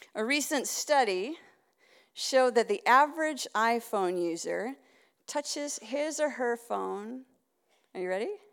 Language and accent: English; Winnipeg, Manitoba, Canada; moved away; I'm from another part of Canada. I was originally from Winnipeg